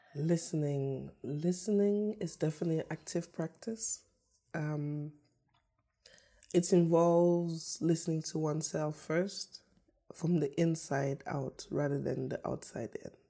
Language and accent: English; Karlsruhe, Baden-Württemberg, Germany; also born or lived in Yaoundé, Cameroon; I grew up in Germany, in the south of Germany, in Karlsruhe